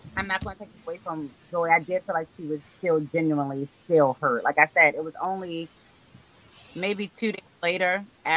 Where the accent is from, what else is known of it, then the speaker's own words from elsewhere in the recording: Baltimore, Maryland, United States; we're literally from Baltimore